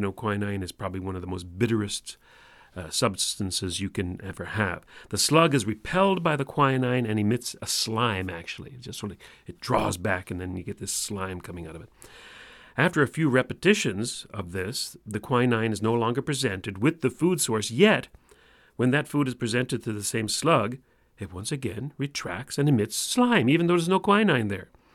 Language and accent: English; Newfoundland and Labrador, Canada; accent: Newfoundland; my Newfoundland accent